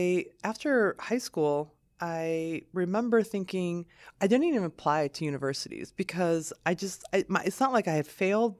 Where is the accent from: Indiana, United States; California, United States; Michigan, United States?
Michigan, United States; Lansing; also born or lived in southern Lebanon; I grew up in Lansing. So my family and I immigrated from Lebanon, from southern Lebanon in 1978.